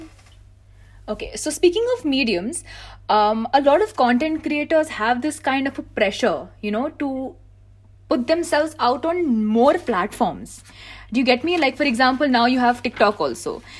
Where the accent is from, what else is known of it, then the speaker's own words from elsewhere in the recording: India; as an Indian creator